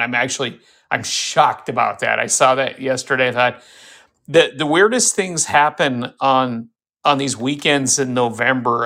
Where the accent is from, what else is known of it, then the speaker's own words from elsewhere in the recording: Fargo, North Dakota, United States; I am from Fargo